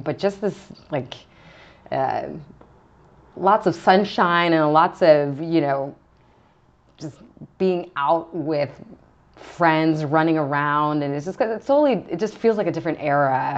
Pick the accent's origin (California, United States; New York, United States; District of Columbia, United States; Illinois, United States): California, United States; Vista; also born or lived in Hollywood, California / Altadena, California; then moved to San Diego County, a small town called Vista, California, okay. Um, in kind of the north part of San Diego County, and that's where I primarily grew up, so kind of uh, first grade to high school